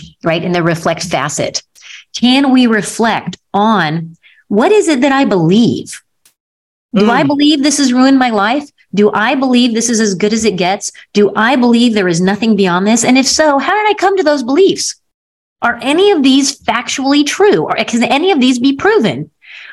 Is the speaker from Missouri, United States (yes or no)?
yes; Missouri, United States; I come from the Show Me State in Missouri